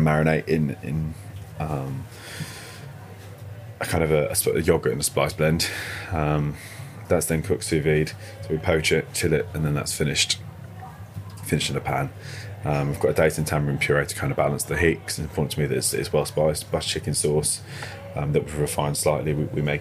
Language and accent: English; Birmingham, West Midlands, United Kingdom; I grew up just outside the Balti Triangle